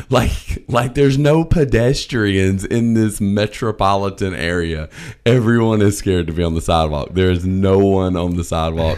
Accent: the South, United States; I'm from the South

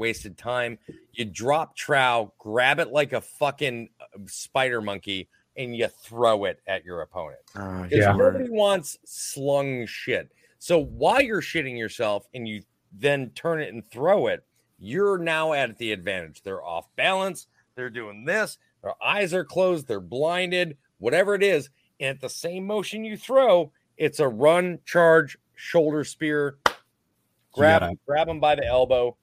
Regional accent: Minnesota, United States; I'm from Minnesota

